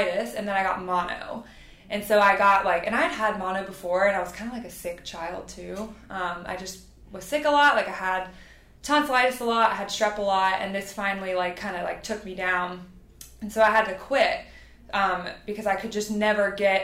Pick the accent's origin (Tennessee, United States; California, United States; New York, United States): Tennessee, United States; also born or lived in Louisiana; after we moved from Louisiana to Tennessee, like, I started volleyball